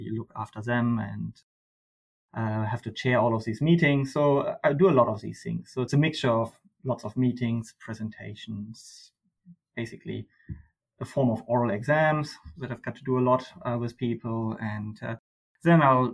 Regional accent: Germany; moved away as an adult; now in Australia; I grew up in Germany.

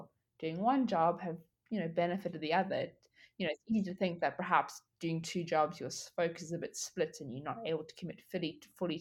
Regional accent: South Africa; moved away as an adult; now in Australia; I am from South Africa. I went to high school in South Africa

